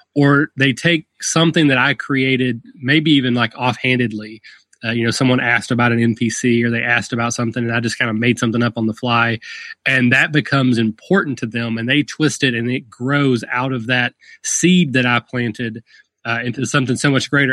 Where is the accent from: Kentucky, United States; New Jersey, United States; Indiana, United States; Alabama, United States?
Kentucky, United States; rural; accent: Southern; I'm from, I'm from very rural Kentucky. If the accent hasn't given it away, I am from